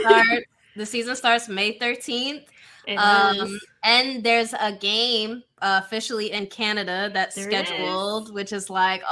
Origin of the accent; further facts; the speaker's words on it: New York, United States; Being a New Yorker